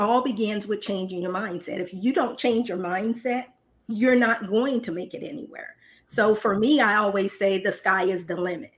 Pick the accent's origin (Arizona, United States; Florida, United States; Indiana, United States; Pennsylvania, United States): Indiana, United States; now in Dallas, United States; I'm originally from Indiana, but I now reside in Dallas, Texas